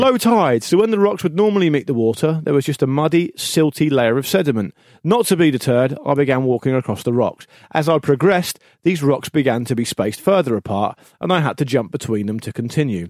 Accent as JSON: {"language": "English", "town": "Gosport", "region": "South East England", "country": "United Kingdom", "tie": "born or raised there", "also_born_or_lived": "Portsmouth", "said": "I was born in Portsmouth, but I grew up in Gosport"}